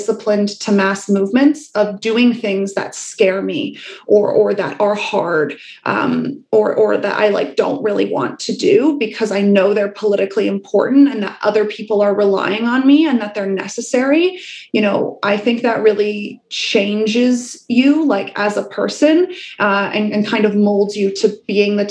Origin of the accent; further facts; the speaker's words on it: Wales, United Kingdom; I was born in Wales. By the time I was born, you know, the mines were closed